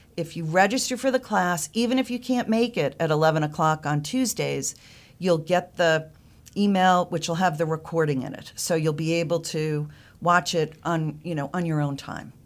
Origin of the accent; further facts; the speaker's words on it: Northeast, United States; moved away as an adult; now in North Carolina, United States; I'm originally from the Northeast